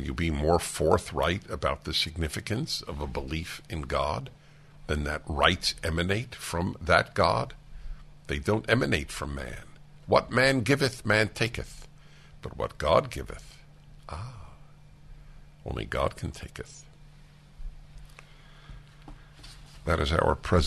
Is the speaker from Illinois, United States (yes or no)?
no; New York City, New York, United States; moved away; I grew up with in New York City